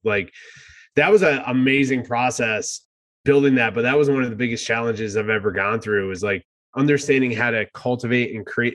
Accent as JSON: {"language": "English", "region": "New Jersey", "country": "United States", "moved": "as an adult", "lives_now": "San Diego, United States", "said": "I start talking like I'm from New Jersey, uh, as I am."}